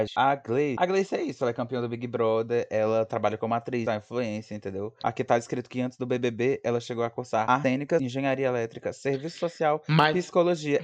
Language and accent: Portuguese; Piauí, Brazil; a gente é do Piauí